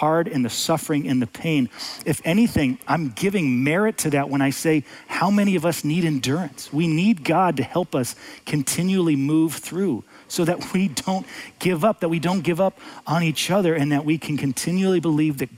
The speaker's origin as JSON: {"language": "English", "country": "United States", "said": "as an American, as a father, as a husband"}